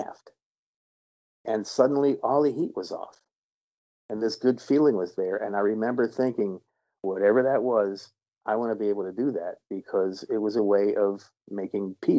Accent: Harrisburg, Pennsylvania, United States; moved away as an adult; also born or lived in Boston; I came from Harrisburg

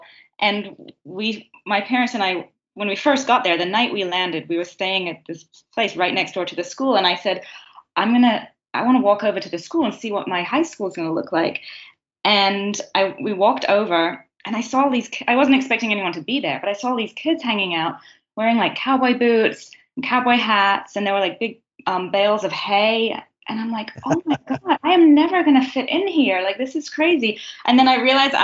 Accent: England, United Kingdom; moved away; I grew up in England

